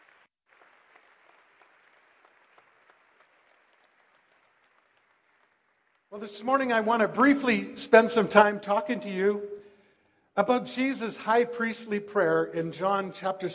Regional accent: Langley, British Columbia, Canada; also born or lived in White Rock / Vancouver; I was raised in Langley, went to Langley Central Elementary School

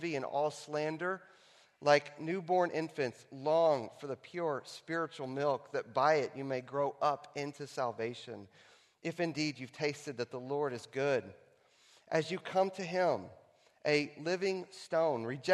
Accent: Texas, United States; here in Texas in my hometown

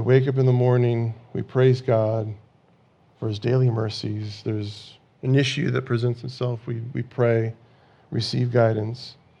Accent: California, United States; growing up in California, you know, when you're in school, you have these earthquake drills

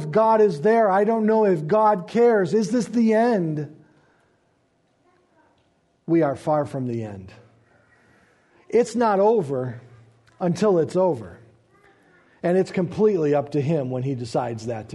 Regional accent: United States; We as American Christians

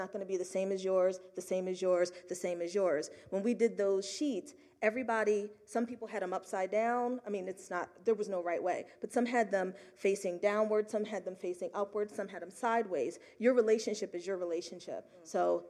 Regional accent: Philadelphia, Pennsylvania, United States; I'm from Philly, I'm one of the fastest talkers right under New York

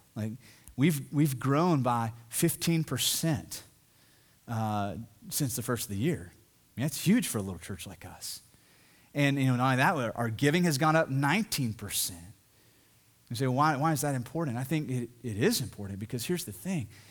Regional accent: the South, United States; I'm from the South, I'm from this area, and even here in the Bible Belt

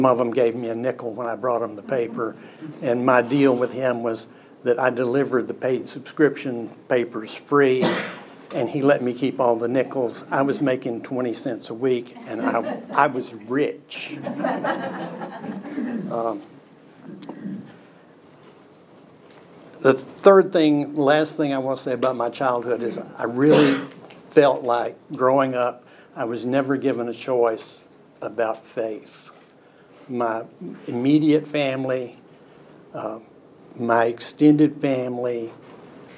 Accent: Cookeville, Tennessee, United States; also born or lived in Macon, Georgia; we wound up in Cookeville, and that's where I grew up

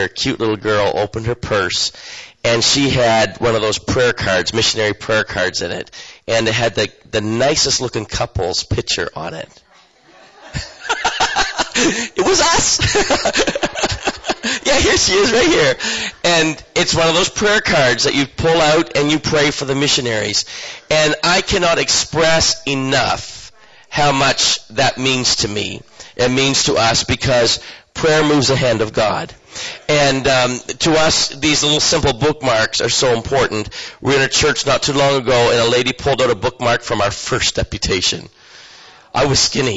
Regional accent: eastern Canada, New Brunswick, Canada; moved away as an adult; now in Guatemala; I come from eastern Canada

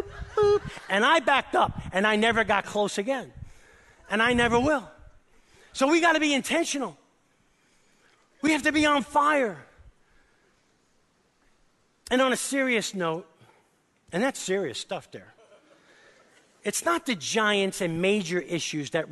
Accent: New York City, New York, United States; accent: New York; moved away; I grew up in East Harlem, New York City, with a crazy Italian family

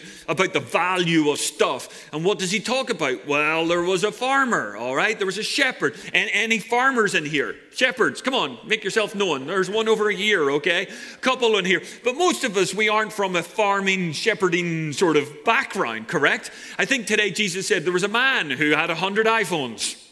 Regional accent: Ireland; now in Santa Cruz, United States; I'm Irish.

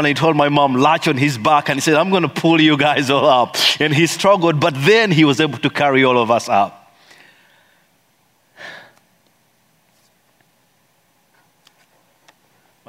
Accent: Kampala, Central Region, Uganda; also born or lived in eastern Uganda; I come from Kampala, Uganda.

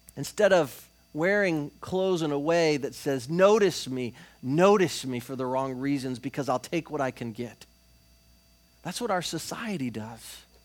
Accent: Florida, United States; we're from Florida

